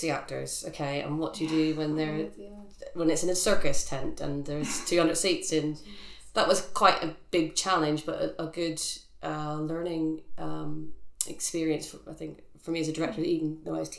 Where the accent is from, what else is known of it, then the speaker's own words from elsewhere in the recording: Northern Ireland, United Kingdom; I'm from Northern Ireland, as you both know, and I went to one of the only Catholic convent schools at the time